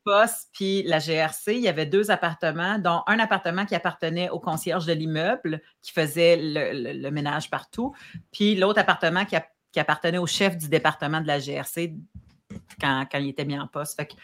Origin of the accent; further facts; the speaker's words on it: Saint-Hubert, Quebec, Canada; also born or lived in Abitibi / Saint-Romuald / Montreal; Puis mon adolescence et mon, comme jusqu'à temps que je parte de chez mes parents, je l'ai vécu à Saint-Hubert